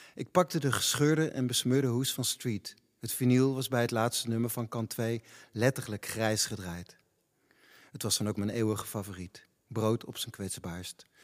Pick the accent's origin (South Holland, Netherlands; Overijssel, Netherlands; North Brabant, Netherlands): Overijssel, Netherlands; Zwolle; ik ben geboren in Zwolle